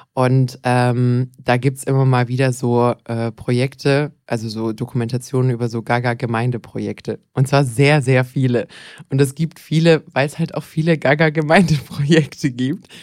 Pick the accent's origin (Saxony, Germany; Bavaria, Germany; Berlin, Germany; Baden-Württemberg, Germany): Baden-Württemberg, Germany; Bad Wildbad; Bad Wildbad, meine Heimatgemeinde